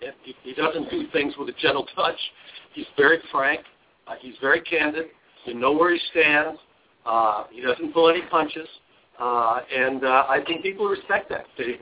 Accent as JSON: {"language": "English", "region": "Nevada", "country": "United States", "tie": "born or raised there", "said": "my home state of Nevada"}